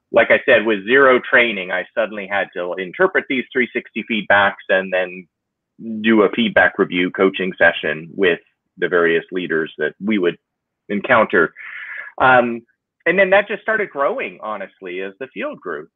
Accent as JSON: {"language": "English", "town": "San Diego", "region": "California", "country": "United States", "tie": "born or raised there", "also_born_or_lived": "Los Angeles", "said": "I grew up in San Diego"}